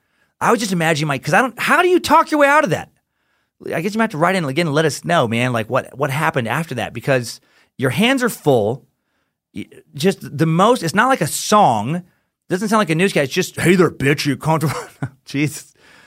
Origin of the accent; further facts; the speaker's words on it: Wichita, Kansas, United States; Just listened to your podcast about BTK, and I'm from Wichita.